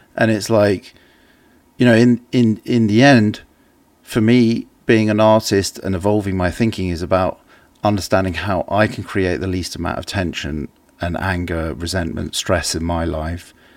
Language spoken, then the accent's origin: English; England, United Kingdom; an English person